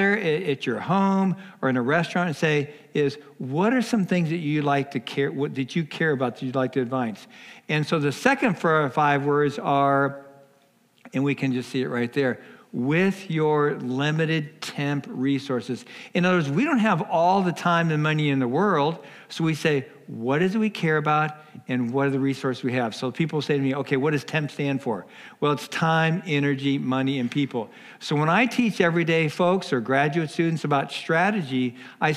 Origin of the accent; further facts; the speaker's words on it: Los Angeles, California, United States; I was born in Los Angeles, didn't grow up in a church